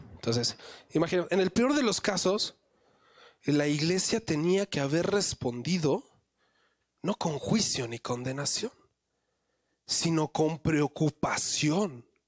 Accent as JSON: {"language": "Spanish", "region": "Mexico City", "country": "Mexico", "tie": "born or raised there", "said": "yo nací también en la Ciudad de México"}